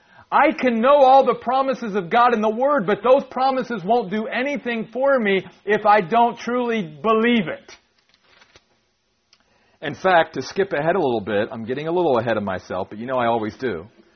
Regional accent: East Coast, United States; we grew up on the East Coast and we would go out there and we'd go to the Atlantic Ocean.

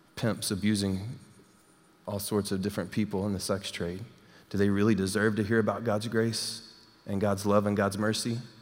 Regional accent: Texas, United States; moved away; I'm from Texas

